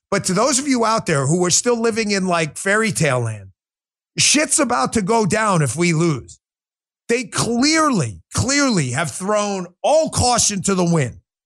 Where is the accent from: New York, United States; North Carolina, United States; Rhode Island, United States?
New York, United States; I grew up in New York